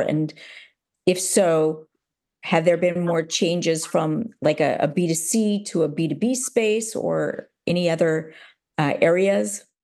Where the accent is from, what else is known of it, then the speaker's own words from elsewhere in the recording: United States; now in Amsterdam, Netherlands; being an American here, living in, in Amsterdam